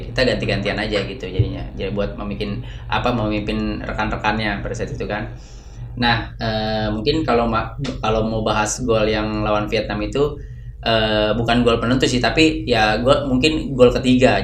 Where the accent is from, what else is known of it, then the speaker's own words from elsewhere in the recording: Jakarta, Indonesia; also born or lived in Mataram, Lombok / Dalian, China; saya pula pulang ke Jakarta